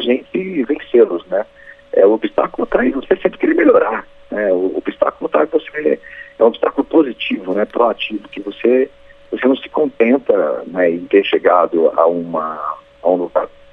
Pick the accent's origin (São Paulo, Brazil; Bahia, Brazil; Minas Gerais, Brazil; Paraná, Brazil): São Paulo, Brazil; interior of; eu também sou interior de São Paulo